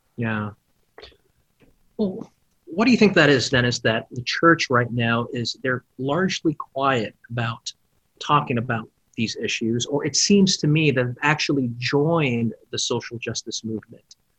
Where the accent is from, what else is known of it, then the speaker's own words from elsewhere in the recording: Philippines; now in United States; I grew up in the Philippines and I came here